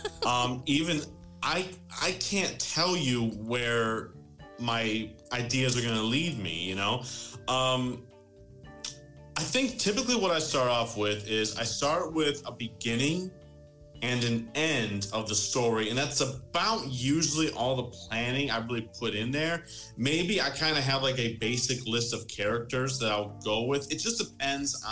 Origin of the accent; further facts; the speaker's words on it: about 20 miles west of Detroit, Michigan, United States; I'm from Michigan, born and raised, just about 20 miles west of Detroit